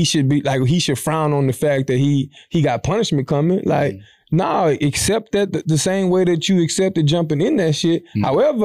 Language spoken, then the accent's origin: English; Savannah, Georgia, United States; I'm from Savannah, mm-hmm. Georgia, and I'm finna chill.